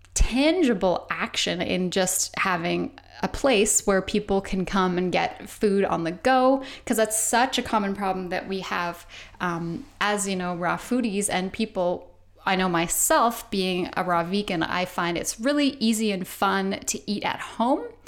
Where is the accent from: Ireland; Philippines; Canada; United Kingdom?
Canada; I'm Canadian